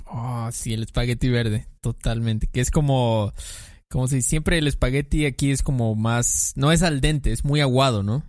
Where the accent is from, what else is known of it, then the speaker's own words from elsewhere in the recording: Mexico; como mexicano, pues creces con eso